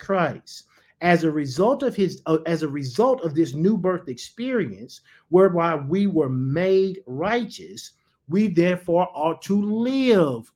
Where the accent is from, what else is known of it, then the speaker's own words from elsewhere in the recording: United States; I'm an American citizen